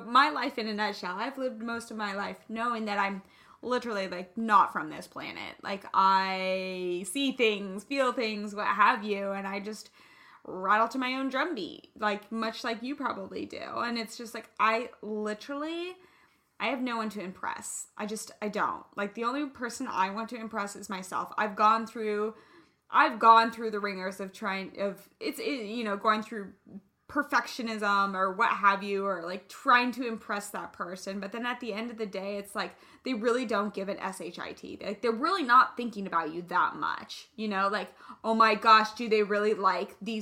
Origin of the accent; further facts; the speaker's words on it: Kansas, United States; now in California, United States; I'm from the Midwest, I'm from Kansas